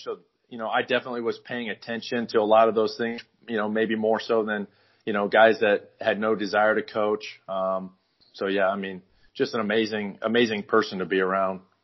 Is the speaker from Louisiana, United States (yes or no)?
no; Northwest Iowa, United States; moved away; also born or lived in Arizona / Los Angeles / Hawaii; I grew up in Northwest Iowa